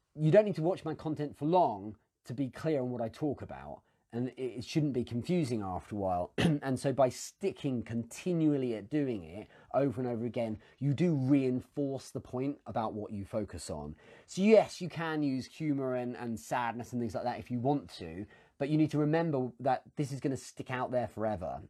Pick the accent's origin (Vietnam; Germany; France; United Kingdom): United Kingdom; England; as an Englishman